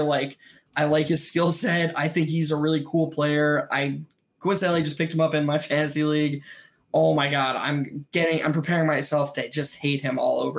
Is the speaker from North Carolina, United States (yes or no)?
yes; Chapel Hill, North Carolina, United States; I was born in Chapel Hill.